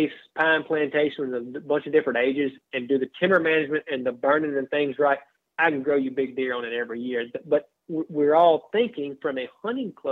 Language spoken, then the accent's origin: English; Wilkinson County, Mississippi, United States; I grew up in Avent and Wilkeson County hunting